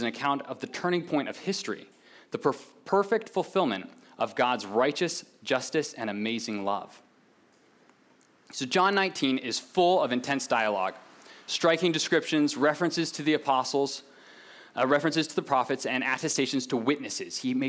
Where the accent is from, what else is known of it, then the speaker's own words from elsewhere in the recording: Pakistan; Now, many of you know I was born and raised in Pakistan. My parents were missionaries there.